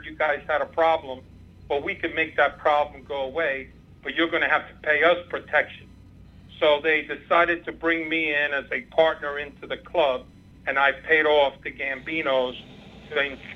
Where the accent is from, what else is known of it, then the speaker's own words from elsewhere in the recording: New York City, New York, United States; also born or lived in Havana, Cuba; I only grew up in the Bronx, so I saw it around me as I was growing up